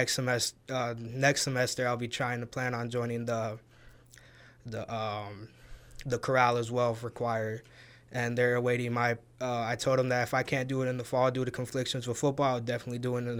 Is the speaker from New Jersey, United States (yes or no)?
no; Waukegan, Illinois, United States; moved away as an adult; now in Monmouth, United States; I'm originally from Waukegan, Illinois. Grew up there, moved there when I was 1 year old, and just lived there my whole entire life